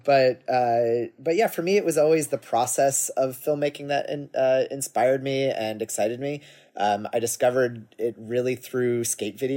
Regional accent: Cambridge, Massachusetts, United States; I grew up in Massachusetts in Cambridge.

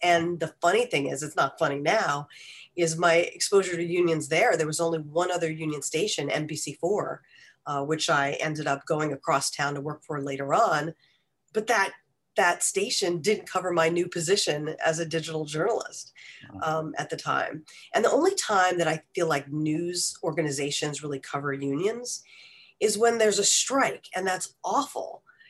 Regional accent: White Plains, New York, United States; also born or lived in Ithaca, New York; Well, I am originally from White Plains, New York, and I went to Ithaca College in Ithaca, New York, about 4 hours north of that.

